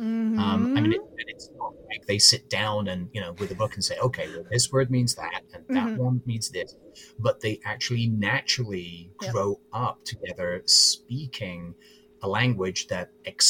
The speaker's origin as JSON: {"language": "English", "town": "Birmingham", "region": "West Midlands", "country": "United Kingdom", "tie": "born or raised there", "also_born_or_lived": "South East England / Bristol", "said": "I mean, I grew up in Birmingham, which is a non-rhotic accent. And then I moved to the southeast of England, which again is all non-rhotic."}